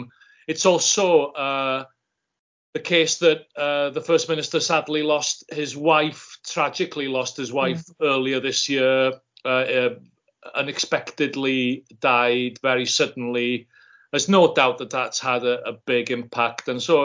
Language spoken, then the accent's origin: English; Wales, United Kingdom; Yeah, well, I mean, it's one of my things, as I say, that as Welsh speakers have been observing the English with some concern for about 1,000 years